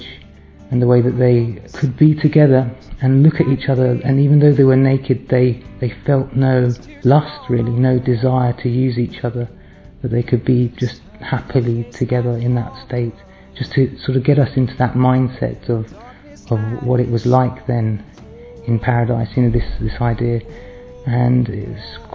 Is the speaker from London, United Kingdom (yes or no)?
yes; London, United Kingdom; I'm from South London.